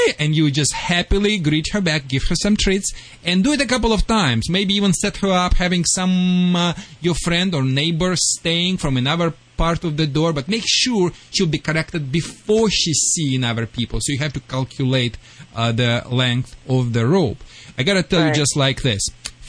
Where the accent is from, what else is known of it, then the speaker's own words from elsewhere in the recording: Michigan, United States; accent: Michigan; Sorry for my Michigan accent. I still have it.